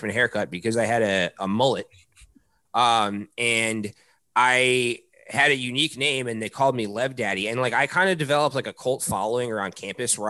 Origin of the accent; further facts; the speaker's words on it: Baltimore, Maryland, United States; moved away as an adult; now in Boston, United States; I grew up in Maryland.